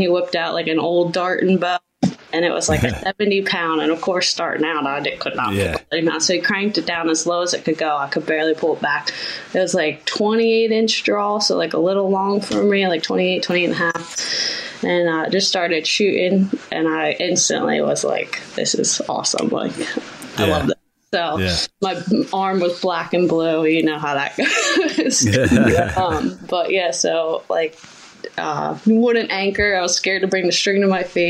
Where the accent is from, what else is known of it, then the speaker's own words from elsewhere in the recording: Pennsylvania, United States; now in New Jersey, United States; I was born in Pennsylvania